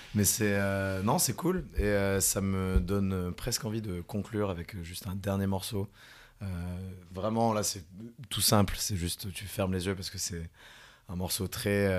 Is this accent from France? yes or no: yes; near Carcassonne, south of France, France; là où je viens, donc du sud de la France